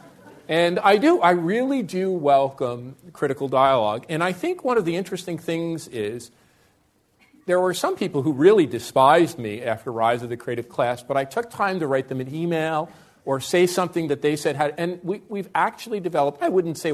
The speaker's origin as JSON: {"language": "English", "town": "North Arlington", "region": "New Jersey", "country": "United States", "tie": "born or raised there", "also_born_or_lived": "Newark, New Jersey", "moved": "as an adult", "lives_now": "Toronto, Canada"}